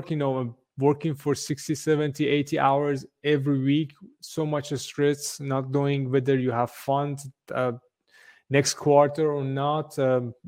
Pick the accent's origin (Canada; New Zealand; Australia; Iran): Iran; moved away as an adult; also born or lived in Sweden; now in Berlin, Germany; originally from Iran, been in Berlin for, God knows, over a decade now.